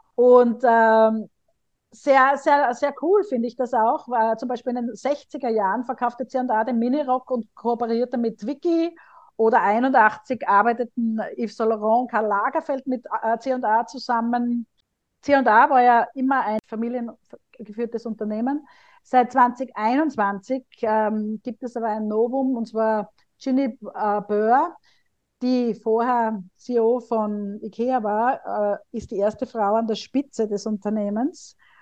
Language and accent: German; Graz, Styria, Austria; moved away; In meiner Heimat Graz